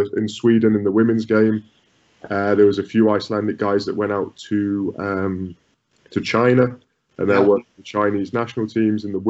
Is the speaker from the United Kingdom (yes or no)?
yes; United Kingdom; moved away; as British coaches